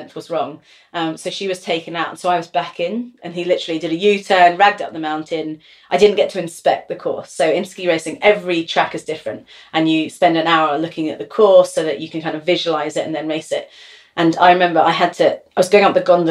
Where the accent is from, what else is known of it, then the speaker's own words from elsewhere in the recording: London, United Kingdom; I'm from London